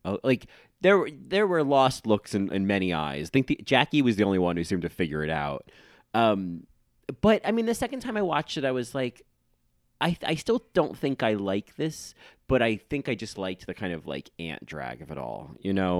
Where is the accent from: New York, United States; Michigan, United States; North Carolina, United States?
New York, United States; New York City; New Yorkers, we don't get over things